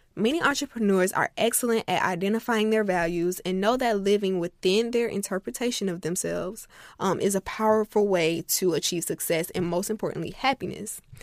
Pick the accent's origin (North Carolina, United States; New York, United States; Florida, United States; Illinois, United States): Florida, United States; I'm from Florida